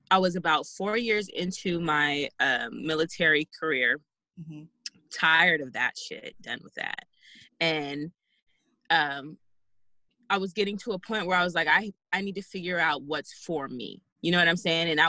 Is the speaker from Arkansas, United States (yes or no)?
yes; Jacksonville, Arkansas, United States; born there; now in California, United States; I was born in Jacksonville, Arkansas. moved around for most of my life, and I ended up in California.